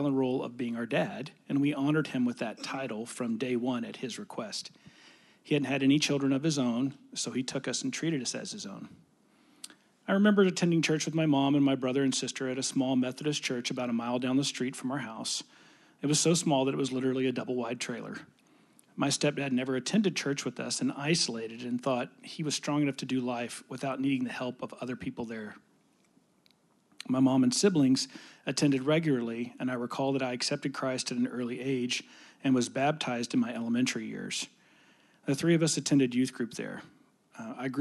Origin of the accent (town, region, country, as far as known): Rockwall, Texas, United States; born or raised there; also born or lived in Dallas, Texas